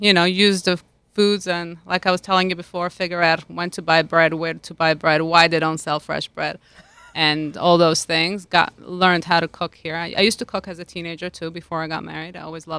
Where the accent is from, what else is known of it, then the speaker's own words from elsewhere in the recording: Lugano, Ticino, Switzerland; I grew up in Lugano, Switzerland. That's on the border with Italy. It's literally a 15-minute bike ride, I should say, to the border.